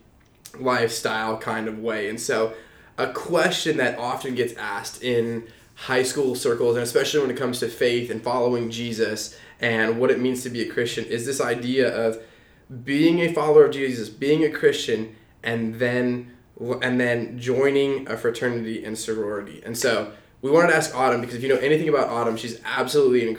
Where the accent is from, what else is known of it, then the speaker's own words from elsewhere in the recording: West Coast, United States; now in Georgia, United States; I grew up on the West Coast, so fraternities and sororities aren't as popular out there.